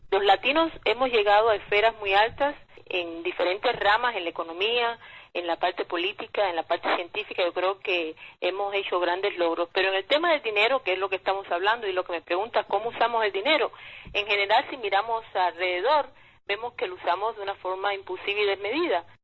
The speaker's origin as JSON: {"language": "Spanish", "country": "Cuba", "moved": "yes", "lives_now": "United States", "said": "pero como inmigrante latina, cubana, que soy, hablo por supuesto desde mi experiencia propia aquí en los Estados Unidos."}